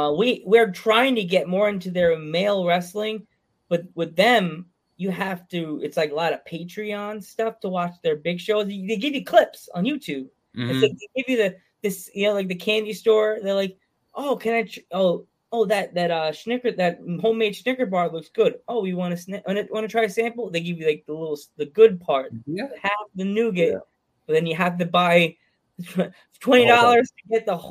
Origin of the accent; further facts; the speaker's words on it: New York, United States; I'm from Long Island.